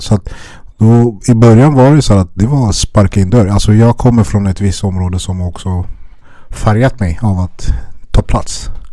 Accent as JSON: {"language": "Swedish", "town": "Stockholm", "region": "Stockholm County", "country": "Sweden", "tie": "born or raised there", "said": "jag är uppvuxen i Järvaområdet, Spånga-Tensta"}